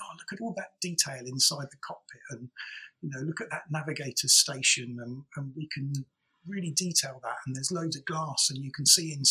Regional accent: England, United Kingdom; we're English

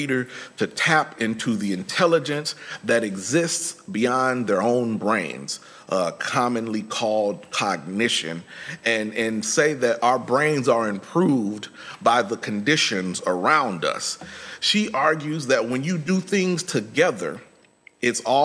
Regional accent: Midwest, United States; I'm from the Midwest

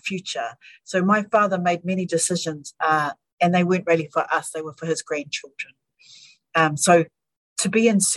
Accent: Auckland, New Zealand; also born or lived in Hokianga; we grew up in Auckland and were educated in Auckland and had access to everything

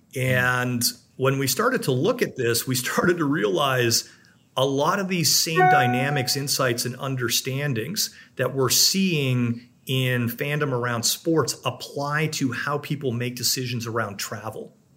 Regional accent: Canada; now in United States; I'm a Canadian

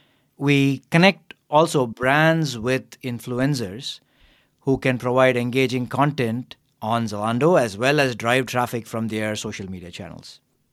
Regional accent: Chennai, Tamil Nadu, India; moved away as an adult; also born or lived in United States; now in Berlin, Germany; I'm originally from Chennai, a city in the southern part of India. After I did my undergraduate degree in engineering, I went to the US for graduate school, ended up spending 12 years there, and now here in Germany.

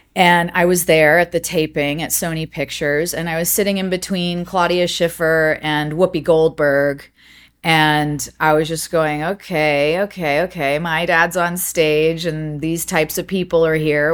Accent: Montecito, California, United States; also born or lived in Los Angeles, California; I was born in Montecito, California

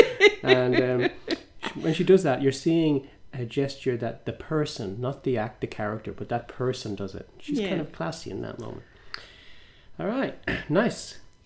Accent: Ireland; also born or lived in England; now in Australia; growing up in Ireland / England, in that whole part of the world.

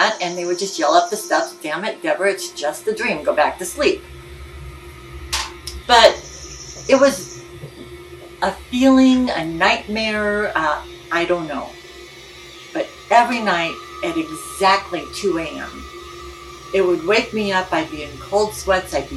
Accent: Illinois, United States; also born or lived in California; When I was 4, we moved from California to Illinois

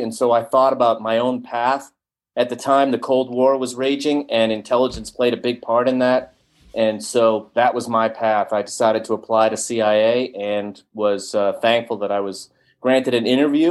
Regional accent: Boston, Massachusetts, United States; as a kid growing up in Boston

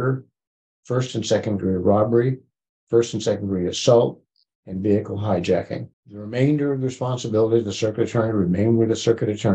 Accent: Joplin, Missouri, United States; I'm from the Joplin area

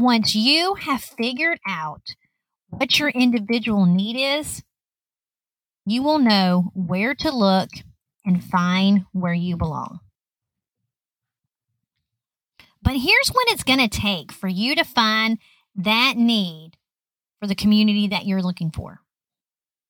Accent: Lower Alabama, United States; I grew up in Lower Alabama

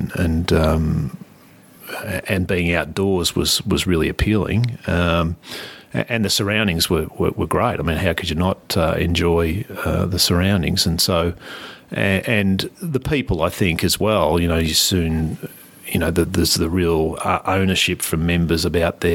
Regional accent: Scoresby, Victoria, Australia; our dairy farm was in Scoresby

